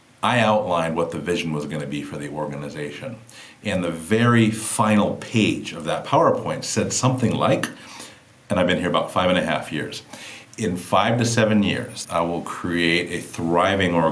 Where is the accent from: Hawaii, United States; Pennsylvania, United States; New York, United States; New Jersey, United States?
Hawaii, United States; Kauai; I grew up on the island of Kauai, right? I'm from Hawaii.